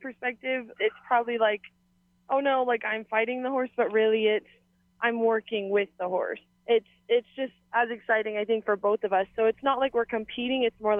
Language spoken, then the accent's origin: English; Waimānalo, Hawaii, United States; moved away as an adult; also born or lived in Mountain View, Hawaii; now in Wyoming, United States; I grew up roping and running barrels at Kualoa, because I moved to Waimānalo when I was really young